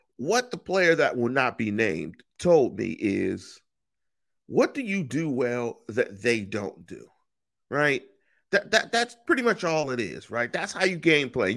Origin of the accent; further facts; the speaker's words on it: Inglewood, California, United States; also born or lived in Pittsburgh; I grew up in that area